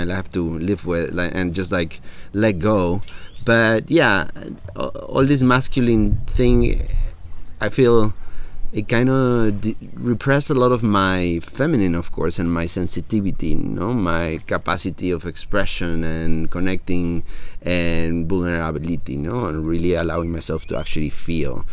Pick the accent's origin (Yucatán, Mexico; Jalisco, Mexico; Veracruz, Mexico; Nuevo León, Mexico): Yucatán, Mexico; Mérida; English is a second language; moved away as an adult; also born or lived in Cancun, Quintana Roo / Mexico City; now in San Marcos La Laguna, Guatemala; I was raised until I was 11 in Merida, a little town in Yucatan